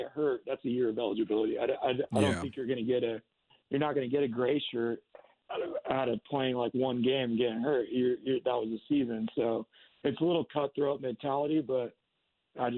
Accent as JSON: {"language": "English", "town": "Seattle", "region": "Washington", "country": "United States", "said": "I'm from Seattle and Washington"}